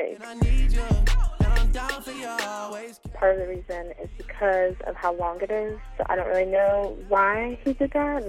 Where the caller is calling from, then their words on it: Atlanta, Georgia, United States; I'm from Atlanta, Georgia. I'm calling about ….